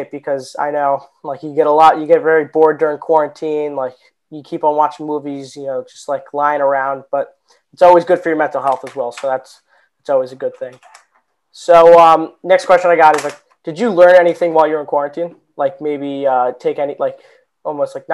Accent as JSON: {"language": "English", "town": "Jupiter", "region": "Florida", "country": "United States", "said": "I'm from Jupiter, Florida."}